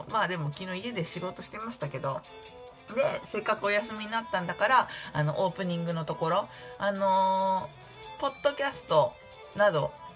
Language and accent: Japanese; Shizuoka, Japan; moved away; 地元が静岡なので今住んでいるところ